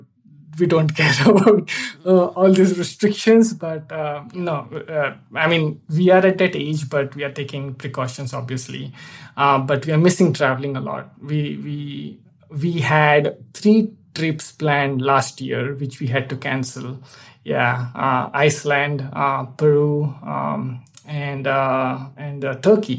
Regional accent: India; moved away as an adult; also born or lived in Boston, United States / New York, United States; now in Fort Mill, United States; I'm originally from India

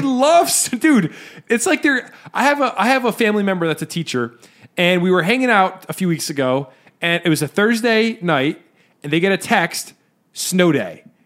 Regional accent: New Jersey, United States; we're from Jersey

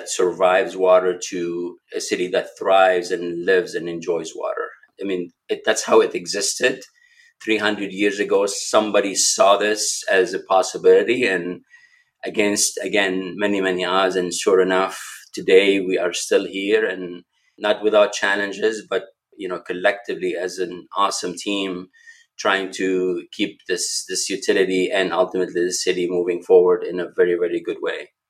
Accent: Lebanon; moved away as an adult; now in Milwaukee, United States; I was born and raised in Lebanon

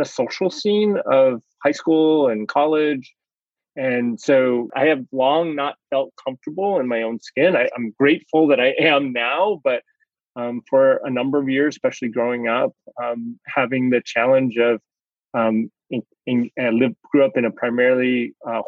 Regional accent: United States; I'm Chinese American, Asian American

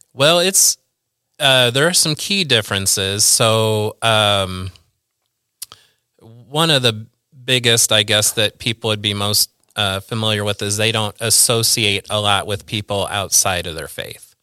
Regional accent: Central Illinois, United States; also born or lived in Peoria, Illinois / East Peoria, Illinois / Bartonville, Illinois / Pekin, Illinois; I've always lived in Central Illinois. I was born in Peoria.

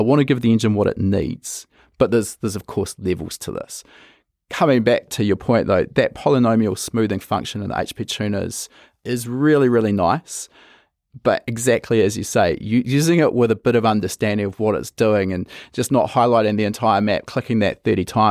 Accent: New Zealand; we come from New Zealand

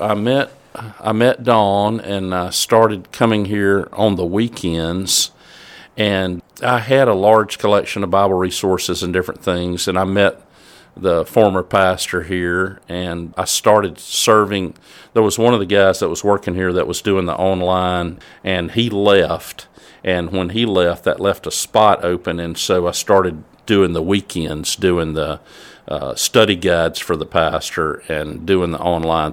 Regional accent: Southaven, Mississippi, United States; also born or lived in Aberdeen, Mississippi; born in Aberdeen, Mississippi, but we moved to South Haven, Mississippi, when I was, I think, about four or five years old. So I grew up in South Haven.

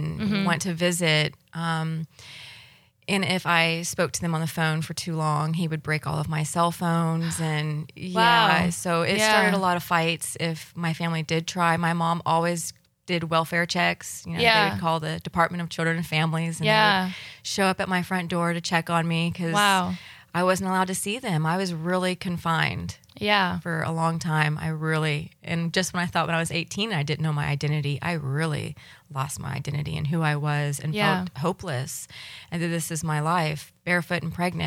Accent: Fort Walton Beach, Florida, United States; I was born and raised in Fort Walton Beach here locally on the Emerald Coast

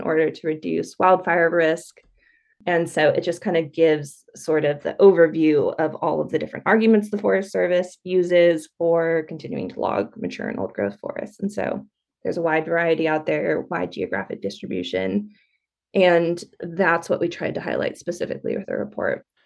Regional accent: California, United States; moved away as an adult; also born or lived in Oregon; I grew up in California

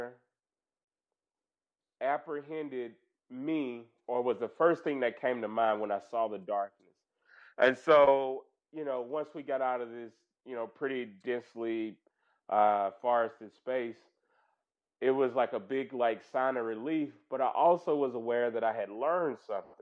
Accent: Mississippi, United States; moved away; also born or lived in Louisiana; I'm from Mississippi, as you might know, and I have grown up in what I think looks like a park.

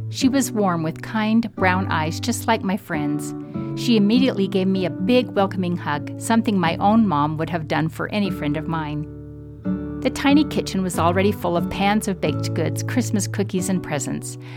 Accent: Midwest, United States; As a Midwesterner in a distinctly New England university, I was often teased about my accent and my lack of knowledge of all things Bostonian.

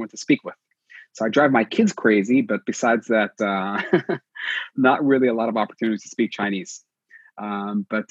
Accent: Israel; English is a second language; moved away as an adult; also born or lived in New York, United States; when I come back to Israel

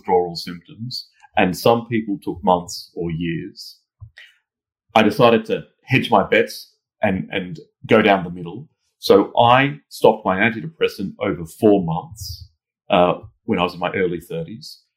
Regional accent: Australia; moved away as an adult; now in London, United Kingdom; I'm originally from Australia, as you can tell from my accent

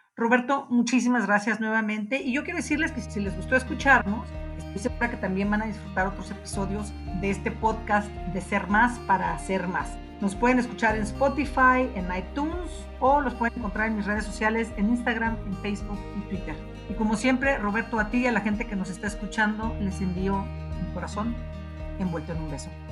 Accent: Mexico; como mexicanos

